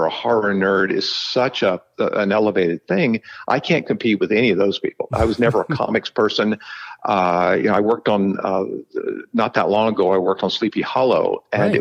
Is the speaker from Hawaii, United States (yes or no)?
no; Florida, United States; moved away as an adult; I'm from Florida